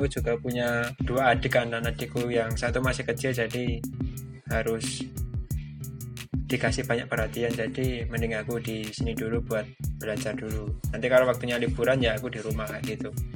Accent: Bantul, Special Region of Yogyakarta, Indonesia; aku asli Jogja, aku asli Bantul

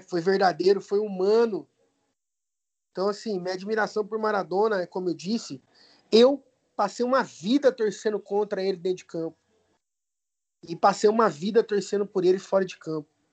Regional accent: Campinas, São Paulo, Brazil; eu sou de Campinas

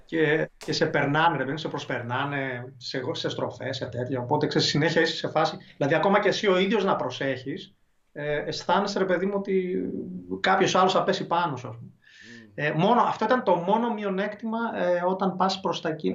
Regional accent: Thessaloniki, Central Macedonia, Greece

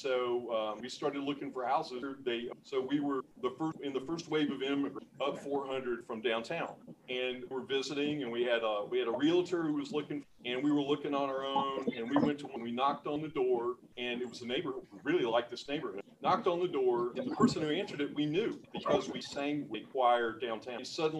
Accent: Cuthbert, Georgia, United States; also born or lived in Cairo, Georgia; and then my dad took me to Cuthbert.

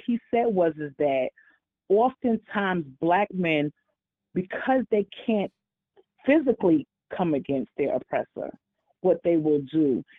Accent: New York, United States; Hey, Tanya. This is … How are you? And I'm from New York.

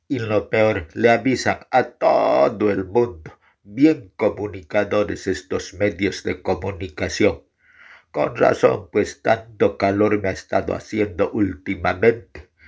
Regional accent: Guarina, La Paz, Bolivia; Yo soy de Guarina.

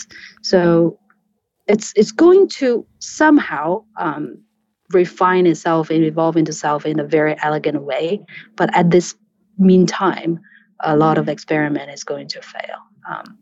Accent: China; I'm born and raised in China

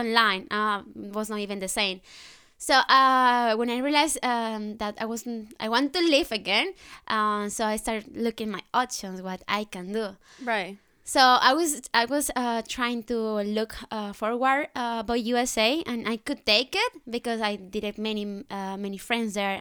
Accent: Colombia; English is a second language; moved away as an adult; now in Netherlands; I'm from Colombia.

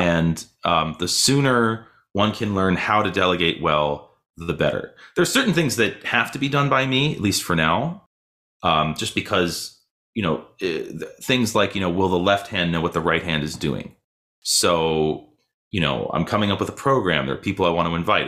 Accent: Boston, Massachusetts, United States; also born or lived in Michigan / New York; now in Louisville, United States; I grew up in Boston.

